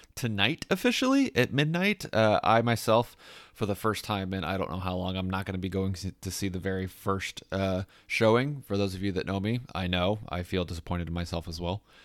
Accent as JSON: {"language": "English", "town": "Fishers", "region": "Indiana", "country": "United States", "tie": "born or raised there", "said": "in my hometown. I love Fisher's Fest."}